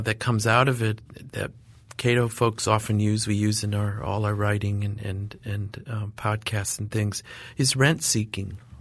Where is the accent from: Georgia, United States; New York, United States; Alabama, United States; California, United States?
New York, United States; Watertown; moved away; my little town where I grew up in Northern New York, Watertown, New York